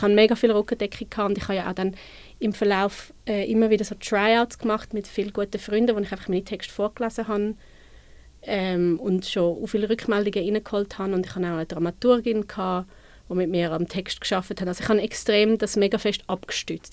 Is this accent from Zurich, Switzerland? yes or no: yes; Winterthur, Zurich, Switzerland; ich bin von Winti, ich bin zu Winterthur aufgewachsen.